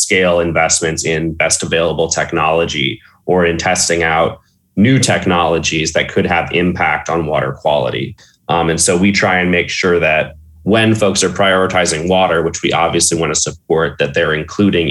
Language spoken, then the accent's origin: English; St. Louis, Missouri, United States; moved away as an adult; also born or lived in Oberlin, Ohio; now in Cleveland, United States; I'm originally from St. Louis, Missouri, a very similar city, but instead of a Great Lake, we have a really dirty river